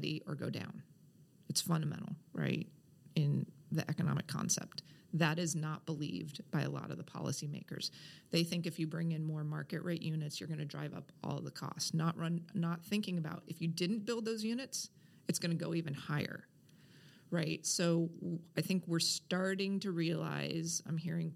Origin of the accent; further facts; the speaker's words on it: Kansas City, United States; now in Portland, United States; I grew up in Kansas City in the Midwest